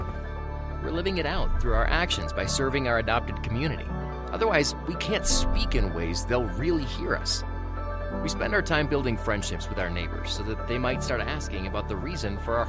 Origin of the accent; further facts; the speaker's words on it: United States; I'm from America, and in my town, there was a church on practically every corner